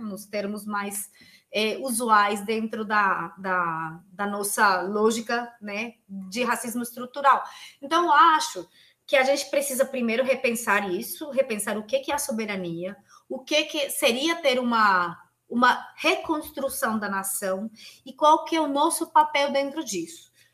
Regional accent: Colombia; Portuguese is a second language; moved away as an adult; now in São Paulo, Brazil; Eu, que sou colombiana, que estudo aqui na USP

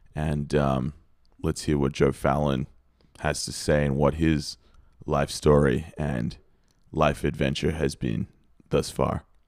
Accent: Australia; I'm Australian

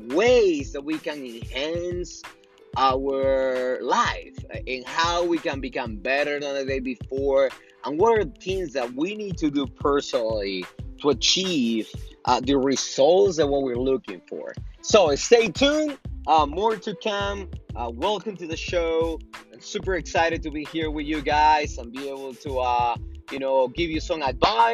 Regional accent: Lima, Peru; now in Denver, United States; I am from Lima, Peru. Moved to wonderful Denver, Colorado about 11 to 12 years ago.

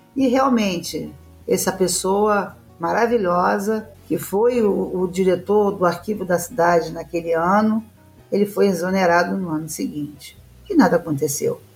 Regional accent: Brazil; nosso país aqui, onde eu nasci e aonde eu vou morrer

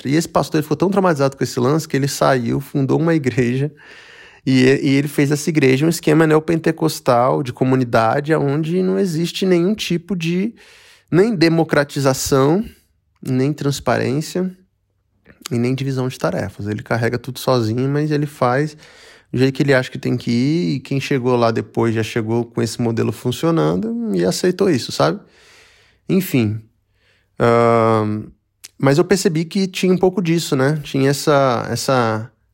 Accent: Brazil; Eu sou eu sou brasileiro

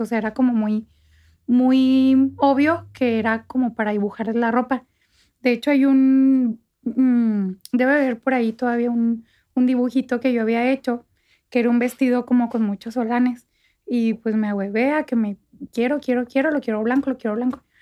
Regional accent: Santa Bárbara, Chihuahua, Mexico; moved away as an adult; also born or lived in Parral / Mexico City; yo nací en Parral, crecí en Santa Bárbara

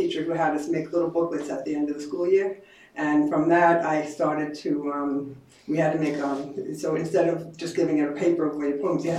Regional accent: New York City, New York, United States; also born or lived in Middle Village, Queens; I'm a Queens girl. I grew up in Maspeth, Queens, and I moved one town over to Middle Village. I'm as Queens as it gets.

